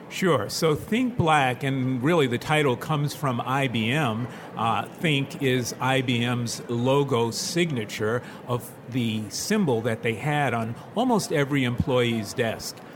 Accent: New York City, New York, United States; we grew up in the Williamsbridge neighborhood of the Bronx

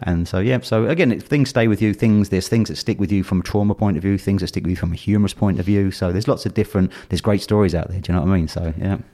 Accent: London, United Kingdom; I was born and brought up in London

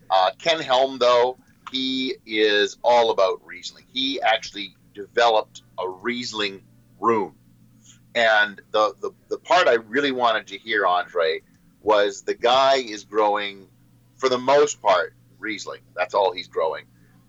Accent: Australia; Well, yes, but we have to call it Shiraz because we're Australian.

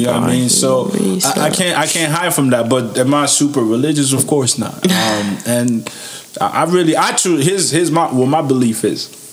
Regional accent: United States; also born or lived in Niger; I grew up in America

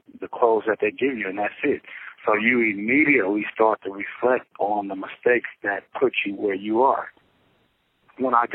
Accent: Los Angeles, California, United States; I'm from Los Angeles, California.

